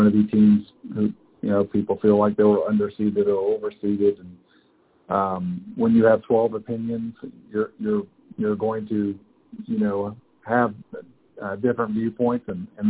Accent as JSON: {"language": "English", "country": "Germany", "tie": "born or raised there", "said": "When my background is I grew up in Germany being a military brat and moved around a lot"}